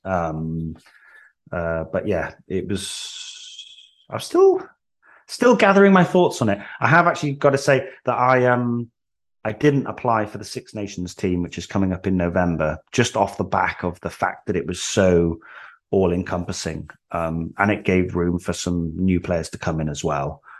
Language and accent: English; Wales, United Kingdom; moved away as an adult; now in England; I was born in England, but I moved to Wales when I was three. So I, I grew up in Wales.